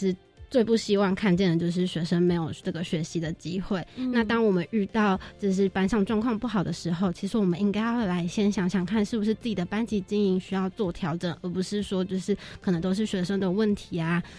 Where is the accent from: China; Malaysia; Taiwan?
Taiwan; now in Thailand; 其实像我们这样子过去，学生他们都会非常非常开心，不单单只是因为我们是从台湾过来的老师，就就是台外国人